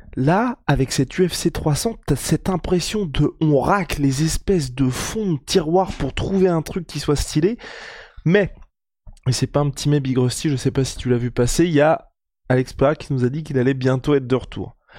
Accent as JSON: {"language": "French", "country": "France", "said": "on est français"}